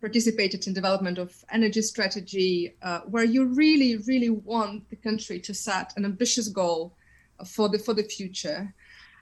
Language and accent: English; Ukraine; moved away; I'm coming from Ukraine